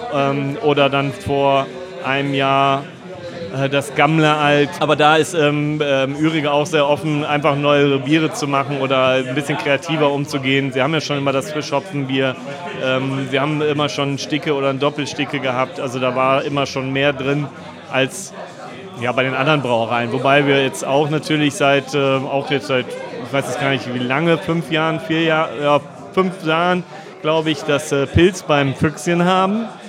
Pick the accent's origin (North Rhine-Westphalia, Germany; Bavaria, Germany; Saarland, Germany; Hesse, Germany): North Rhine-Westphalia, Germany; Düsseldorf; also born or lived in Lüneburg Heath; ich auch Düsseldorfer bin